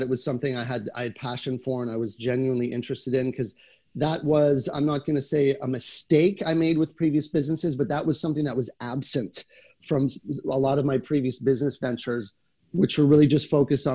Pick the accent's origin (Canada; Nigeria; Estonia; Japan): Canada; being a Canadian